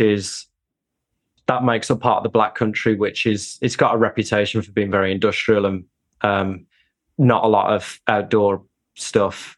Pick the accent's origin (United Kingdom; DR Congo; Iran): United Kingdom; born or raised there